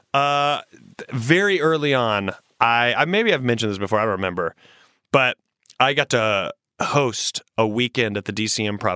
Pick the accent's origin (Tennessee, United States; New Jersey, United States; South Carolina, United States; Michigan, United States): South Carolina, United States; moved away; I grew up in South Carolina